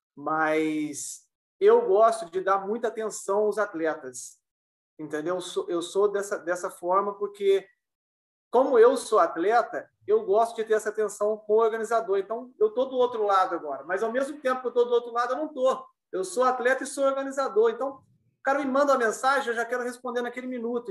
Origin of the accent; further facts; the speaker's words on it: Bocaina de Minas, Minas Gerais, Brazil; eu sou de Bocana de Minas de Minas faz parte da Serra da Mantiqueira.